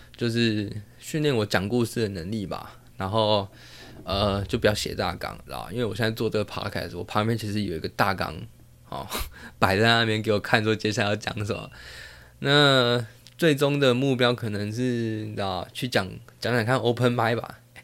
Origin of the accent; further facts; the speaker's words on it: Taiwan; first language Taiwanese Hokkien; Chinese is a second language; now in Taipei, Taiwan; 我是自细汉咧做囡仔的时阵就是讲台语大汉的